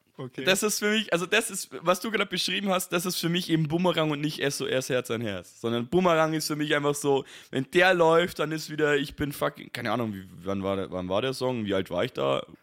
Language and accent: German; Bavaria, Germany; ich als Bayer